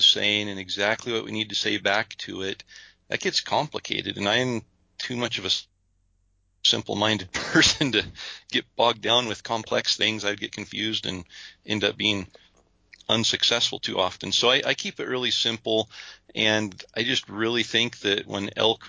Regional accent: Idaho, United States; we're from Idaho

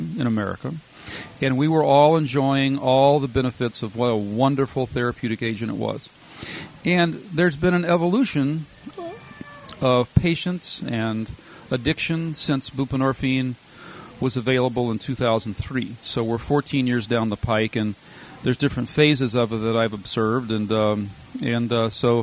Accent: Louisiana, United States; moved away as an adult; also born or lived in Minnesota; now in Wisconsin, United States; I'm a Louisiana native

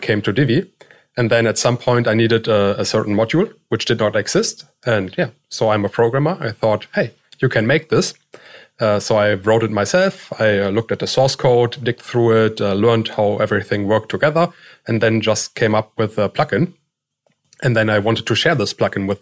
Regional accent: Germany; moved away as an adult; I'm from Germany.

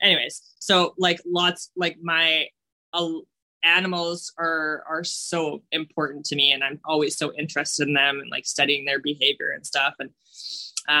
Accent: rural Manitoba, Canada; I grew up in like rural Manitoba

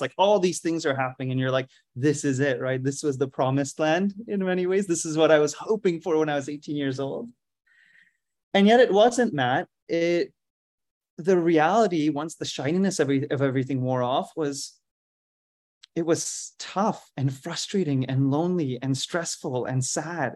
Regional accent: India; moved away as an adult; also born or lived in Philadelphia, United States; I grew up in India

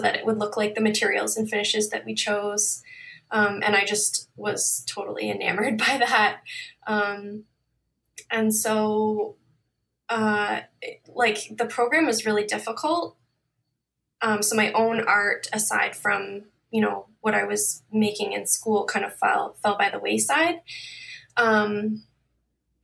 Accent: Toronto, Ontario, Canada; I'm from Toronto, Ontario, Canada

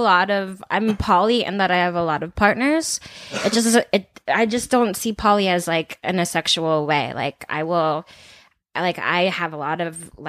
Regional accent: the Bay Area, California, United States; I'm from the Bay.

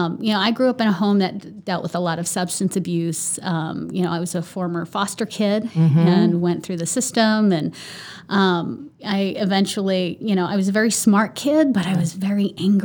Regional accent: Boston, Massachusetts, United States; growing up in the Boston area

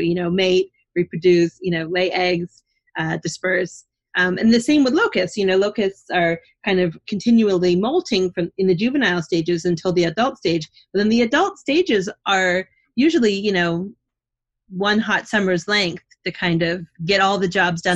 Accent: Canada; now in New Jersey, United States; I'm not from New Jersey, I'm from Canada, but I've grown to love New Jersey

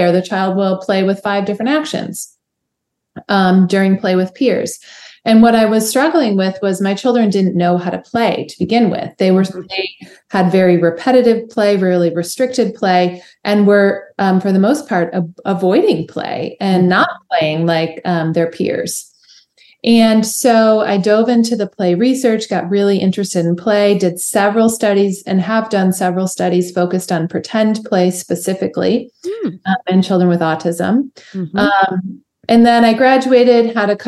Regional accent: Chicago, Illinois, United States; moved away as an adult; also born or lived in Nashville, Tennessee; I'm from Chicago originally

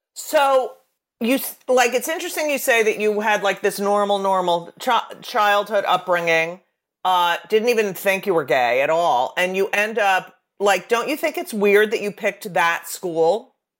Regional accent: New Jersey, United States; my hometown paper in New Jersey

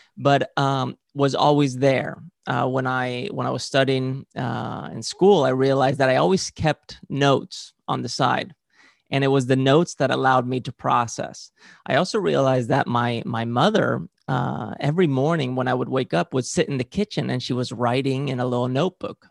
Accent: Valencian Community, Spain; I grew up in Spain and, uh, specifically in, in the region of Valencia.

